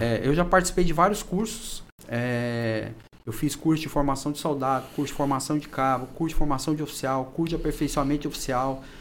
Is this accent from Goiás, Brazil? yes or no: yes; Anápolis, Goiás, Brazil; moved away as an adult; also born or lived in Pará; now in Gurupi, Brazil; eu sou é, natural de Anápolis, Goiás